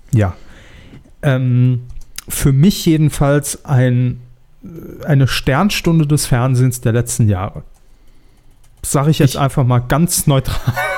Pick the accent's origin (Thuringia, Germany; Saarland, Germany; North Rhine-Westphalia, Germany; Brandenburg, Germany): Saarland, Germany; wir kommen ja beide aus dem Saarland